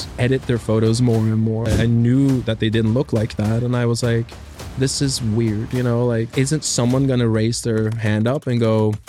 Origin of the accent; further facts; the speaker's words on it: South Korea; also born or lived in Norway / Nigeria; It started out, been born in Norway and then we moved to South Korea and I spent a long time in South Korea. Then we moved on to Nigeria